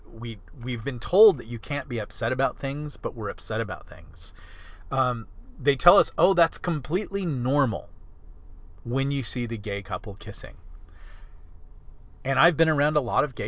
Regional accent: California, United States; I come from California

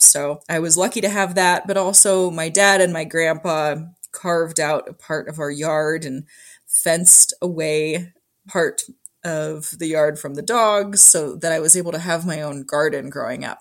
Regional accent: Kalispell, Montana, United States; I was born and raised in Kalispell

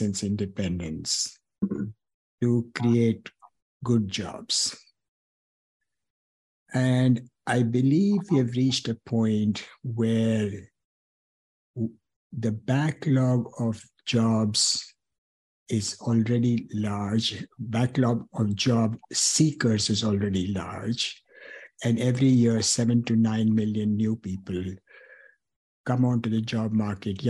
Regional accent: India; moved away as an adult; also born or lived in Trivandrum, Kerala, India; now in United States; I'm born and brought up in India

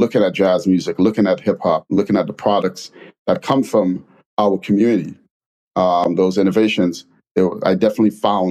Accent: New York City, New York, United States; moved away; also born or lived in Trinidad and Tobago / London; coming from immigrating from Trinidad and Tobago, moving to the Bronx, growing up in the Bronx and living in a black part of London

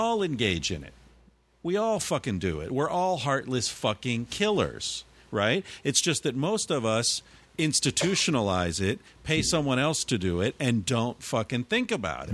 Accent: United States; moved away as an adult; also born or lived in New York; now in Barcelona, Spain

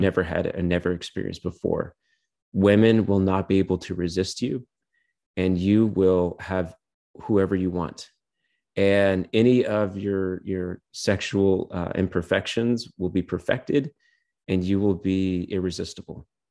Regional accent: Clear Lake Basin, California, United States; also born or lived in Portland; the Clear Lake Basin, my hometown

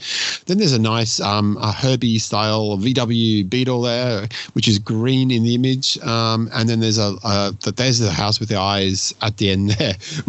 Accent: Richmond, Virginia, United States; I chose a specific neighborhood called Oregon Hill in my hometown of Richmond, Virginia, to shoot the Lomochrome Purple.

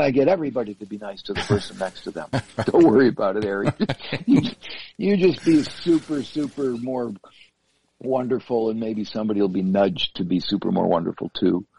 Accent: Buffalo, New York, United States; I come from Buffalo

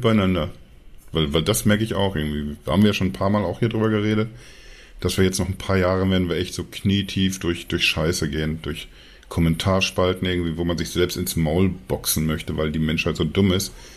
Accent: Dortmund, North Rhine-Westphalia, Germany; ich komme ja, also gebürtig aus Dortmund, habe sehr lange zwar irgendwie so in der Nähe von Dortmund gewohnt

